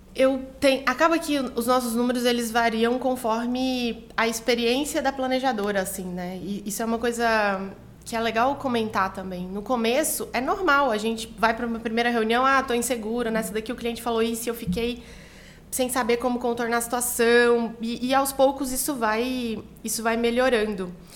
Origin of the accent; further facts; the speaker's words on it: Goiânia, Goiás, Brazil; moved away as an adult; now in São Paulo, Brazil; eu sou de Goiânia